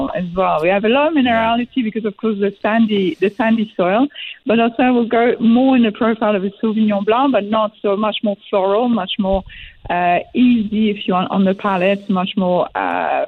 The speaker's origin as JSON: {"language": "English", "region": "Quebec", "country": "Canada", "moved": "yes", "said": "I'm from Quebec"}